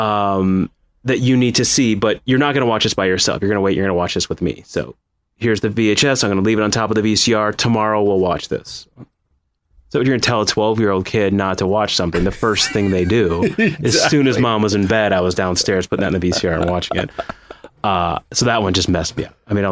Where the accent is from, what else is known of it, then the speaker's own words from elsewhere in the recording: Wisconsin, United States; moved away as an adult; now in Los Angeles, United States; I grew up in Wisconsin